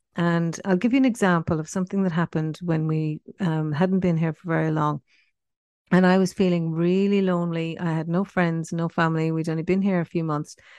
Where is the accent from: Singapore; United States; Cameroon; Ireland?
Ireland; Cork, Munster; moved away as an adult; also born or lived in Paris, France; now in Perth, Australia; I was born in Ireland in nineteen sixty-six, um, in Cork, and that's where I spent the first eighteen years of my life.